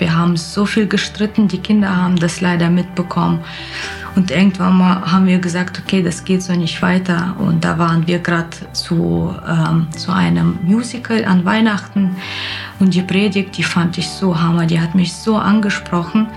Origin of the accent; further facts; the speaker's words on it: Kyrgyzstan; now in Germany; Ich komme aus Kirgisien ursprünglich.